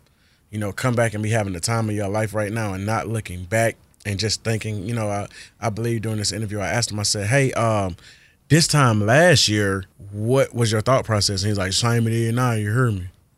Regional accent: Georgia, United States; I'm originally from Georgia.

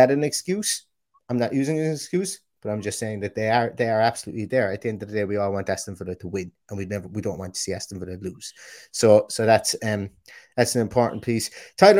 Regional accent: Limerick, Munster, Ireland; accent: Limerick; my aggressive Limerick accent

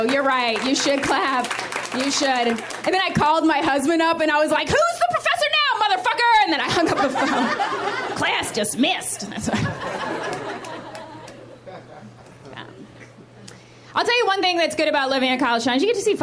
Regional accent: West Virginia, United States; I am here from West Virginia

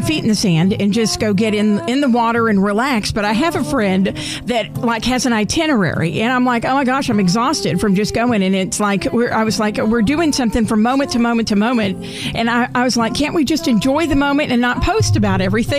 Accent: Garland, Texas, United States; We love you, Garland. Good morning. Woo! My hometown.

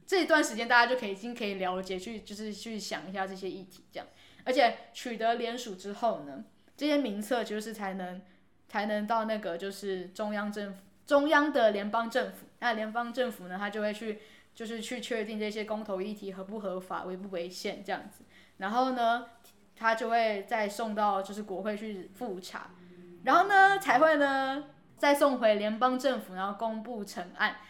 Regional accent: Taiwan; 我们台湾人

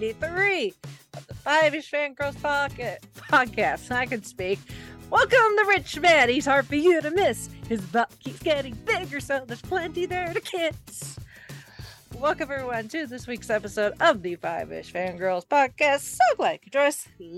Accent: United States; accent: American; Forgive us for our clunky American accents.

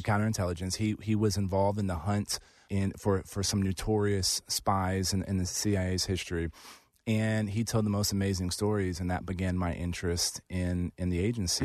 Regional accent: District 23, Texas, United States; it was basically where I grew up. And so I moved from Kabul, Afghanistan to San Antonio to run for Congress

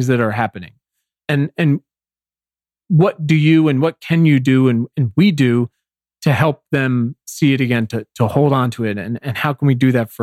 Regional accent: Williamsburg, Virginia, United States; moved away; I'm from Virginia originally, and still spend part of the year back there, and literally from Colonial Williamsburg

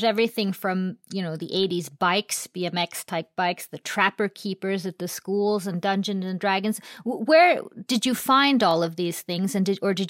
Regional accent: United States; I grew up in the States in the 80s

